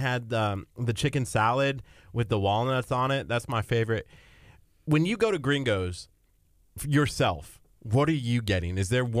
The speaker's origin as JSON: {"language": "English", "region": "Vermont", "country": "United States", "lives_now": "Texas, United States", "said": "I'm not from Texas. I'm originally from up north, and I lived in a state, Vermont, where Mexican food doesn't exist."}